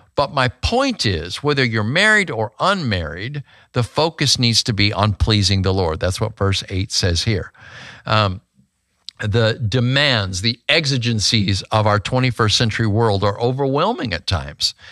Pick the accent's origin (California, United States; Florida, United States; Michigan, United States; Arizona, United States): Arizona, United States; Grand Canyon; moved away; I was born in Grand Canyon, Arizona